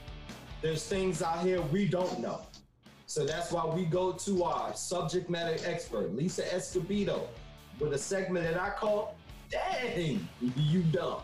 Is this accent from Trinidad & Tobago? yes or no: yes; Trinidad & Tobago; I still haven't gotten rid of my pride as far as West Indian and Trinidadian